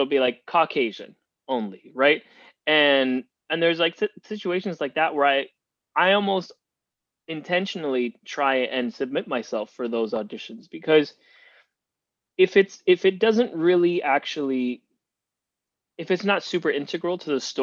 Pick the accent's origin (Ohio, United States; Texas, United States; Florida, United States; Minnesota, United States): Florida, United States; Miami; moved away; also born or lived in Cuba; I was born in Cuba and I grew up in Miami